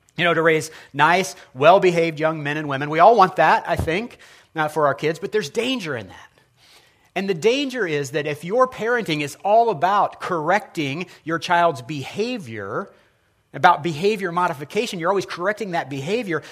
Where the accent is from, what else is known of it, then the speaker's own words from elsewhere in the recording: Indianapolis, Indiana, United States; I'm from Ben Davis High School. We had the Giants